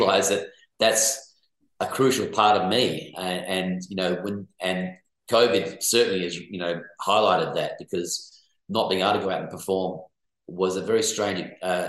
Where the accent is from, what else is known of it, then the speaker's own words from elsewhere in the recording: Perth, Western Australia, Australia; moved away; also born or lived in Sydney; my hometown, I guess, as a person, though, is Perth. That's where I grew up.